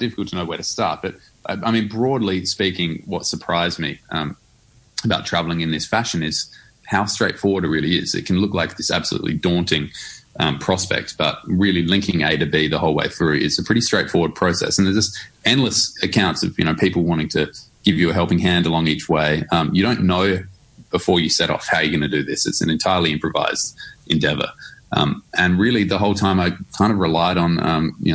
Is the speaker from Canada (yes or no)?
no; Adelaide, South Australia, Australia; my hometown of Adelaide